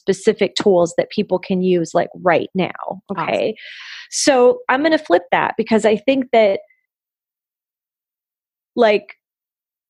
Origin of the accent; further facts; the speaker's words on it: Puerto Rico; moved away; also born or lived in Florida; I'm from Puerto Rico and I used to live in Florida